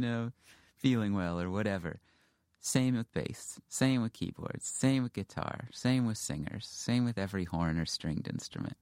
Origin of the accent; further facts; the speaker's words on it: Houston, Texas, United States; moved away as an adult; also born or lived in Western Massachusetts; I grew up in Houston